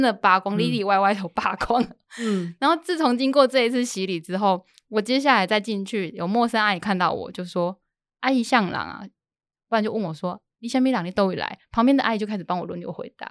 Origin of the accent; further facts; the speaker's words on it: Sichongxi, Pingtung County, Taiwan; moved away; also born or lived in Jinshan, New Taipei; 的故乡在四重溪